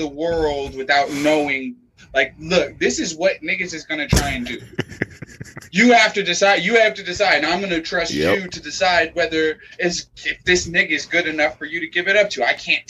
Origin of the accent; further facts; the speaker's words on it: Las Vegas, Nevada, United States; I'm from Las Vegas. I'm from the home of casinos.